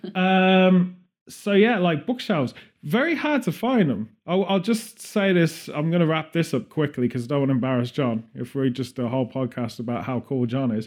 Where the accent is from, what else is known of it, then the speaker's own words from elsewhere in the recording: Birmingham, West Midlands, United Kingdom; We're from Birmingham